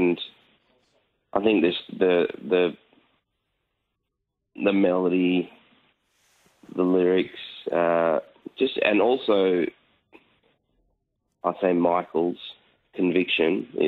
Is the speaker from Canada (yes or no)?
no; Perth, Western Australia, Australia; It was great. It was at the time, you know, when you're growing up, you don't realise that it's smaller. You know, everyone always says, oh, it's such a small world. Perth really is a small place.